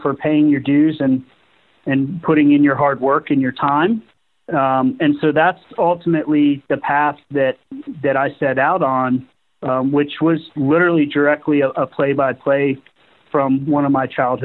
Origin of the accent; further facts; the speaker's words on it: Southwest Florida, United States; growing up in Southwest Florida, I kind of witnessed the decline in the health of our ecosystems here